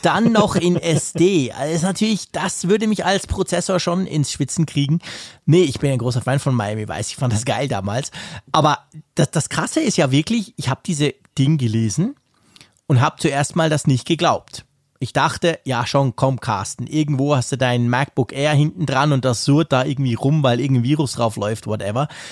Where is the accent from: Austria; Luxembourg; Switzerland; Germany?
Switzerland; bei uns in der Schweiz